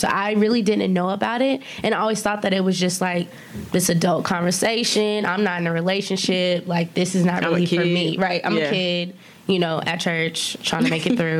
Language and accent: English; Auburn, Alabama, United States; I'm from Auburn, Alabama